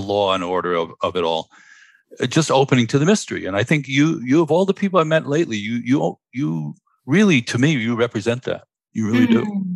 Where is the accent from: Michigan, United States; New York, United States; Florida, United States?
New York, United States; New York City; I grew up in Stuyvesant Town, Manhattan